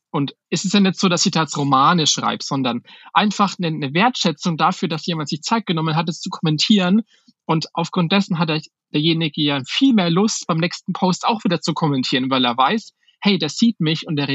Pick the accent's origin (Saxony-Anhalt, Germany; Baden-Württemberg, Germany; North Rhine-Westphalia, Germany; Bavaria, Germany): Bavaria, Germany; Schweinfurt; weil ich komme aus Schweinfurt, das ist halt jetzt eine Kleinstadt mit, weiß ich gar nicht, wie viele Einwohner, 50, 60.000 Einwohner.